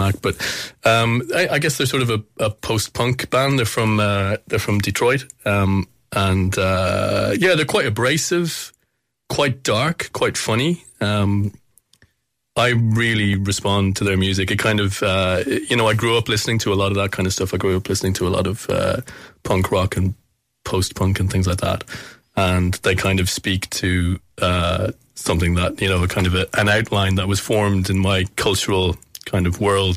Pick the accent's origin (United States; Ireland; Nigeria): Ireland; Kilkenny, Leinster; it was in my hometown